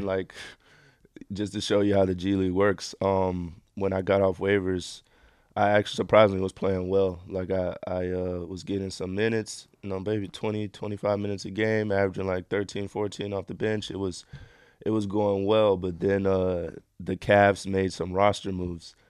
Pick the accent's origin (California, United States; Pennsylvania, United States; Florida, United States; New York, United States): Florida, United States; Miami; moved away; also born or lived in Israel / Argentina; I'm from Miami